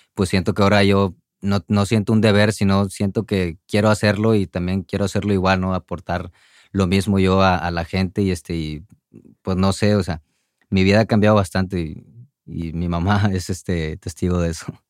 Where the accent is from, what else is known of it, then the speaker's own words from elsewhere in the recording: Monterrey, Nuevo León, Mexico; salí de Monterrey